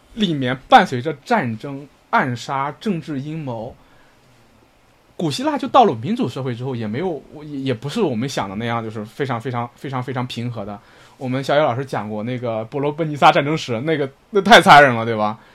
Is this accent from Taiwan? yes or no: no; northern China, China; 我的老家，我们北方这种被孔子浸润的地方